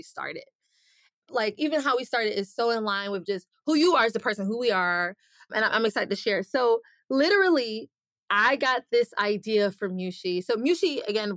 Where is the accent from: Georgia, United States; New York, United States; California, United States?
Georgia, United States; Atlanta; moved away as an adult; now in Miami, United States; I'm originally from Atlanta, based now in Miami